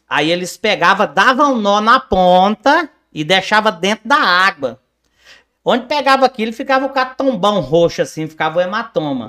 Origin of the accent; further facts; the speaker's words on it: Campinorte, Goiás, Brazil; eu nasci e cresci em Campinorte, Norte